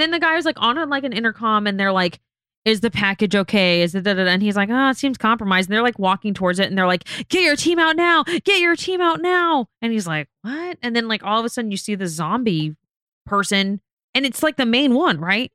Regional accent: Las Vegas, Nevada, United States; I'm from Vegas. I'm born and raised, but we live in Vegas

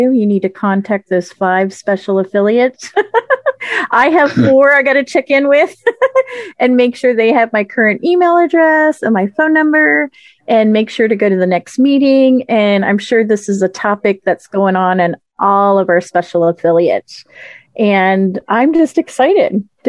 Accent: Florida, United States; I'm from Florida, and, you know, of course, we just had our first hybrid convention

